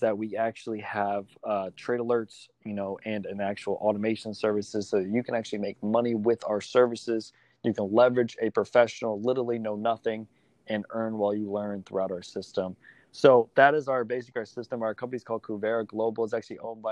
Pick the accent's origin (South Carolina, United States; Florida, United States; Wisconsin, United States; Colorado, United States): Florida, United States; South; I'm actually from South Florida.